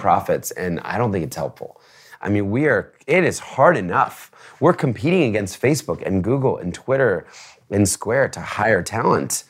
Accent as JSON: {"language": "English", "region": "New Jersey", "country": "United States", "tie": "born or raised there", "also_born_or_lived": "Philadelphia", "moved": "yes", "lives_now": "New York City, United States", "said": "raised in New Jersey"}